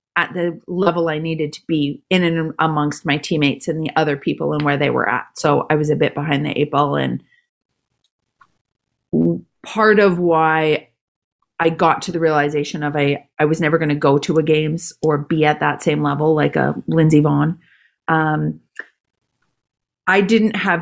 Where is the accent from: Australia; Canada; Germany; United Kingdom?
Canada; Calgary, Alberta; I grew up in Calgary, Canada